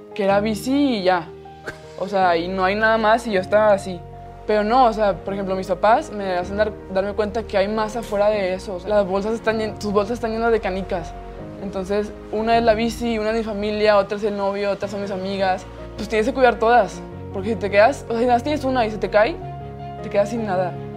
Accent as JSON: {"language": "Spanish", "town": "Monterrey", "region": "Nuevo León", "country": "Mexico", "tie": "born or raised there", "said": "yo nací aquí en Monterrey, Nuevo León"}